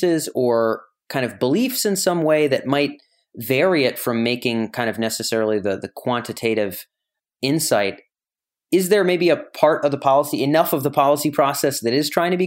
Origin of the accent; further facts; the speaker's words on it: Rhode Island, United States; moved away; I was back in my home state